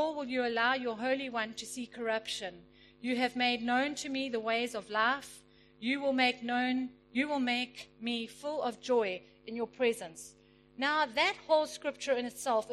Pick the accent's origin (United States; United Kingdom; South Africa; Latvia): South Africa; Pietermaritzburg, KwaZulu-Natal; I grew up in Pietermaritzburg